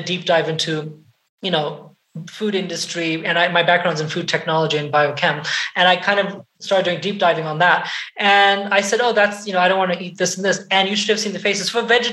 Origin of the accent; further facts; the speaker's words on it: Portugal; moved away; I was brought up in Europe, in Portugal.